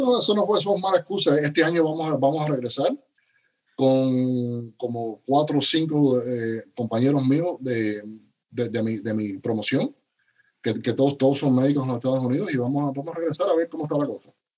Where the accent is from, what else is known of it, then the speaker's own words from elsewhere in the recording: Cuba; also born or lived in Spain / United States / Dominican Republic; now in Miami, United States; nací en Cuba, soy eh, cubano original y mi familia se fue de Cuba al a final de la época de los 70